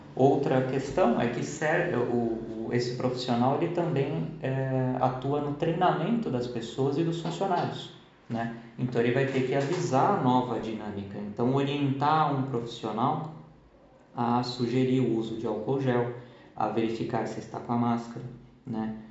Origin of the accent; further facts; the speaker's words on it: São Paulo, Brazil; como a gente é de São Paulo, é bolacha, não é biscoito